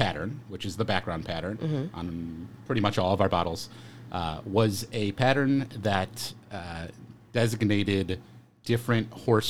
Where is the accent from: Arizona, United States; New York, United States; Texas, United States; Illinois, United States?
Illinois, United States; Chicago; I'm from Chicago.